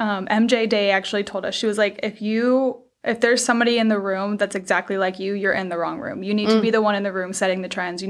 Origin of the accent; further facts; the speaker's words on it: Georgia, United States; moved away as an adult; now in Virginia, United States; I grew up in Georgia.